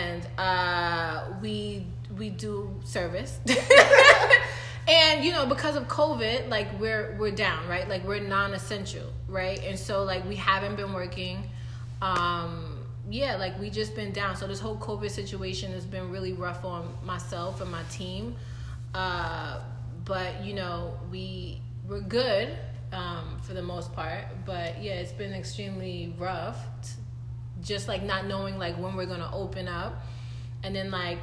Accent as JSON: {"language": "English", "town": "New York City", "region": "New York", "country": "United States", "said": "I'm from New York, right? Like, I'm from Brooklyn."}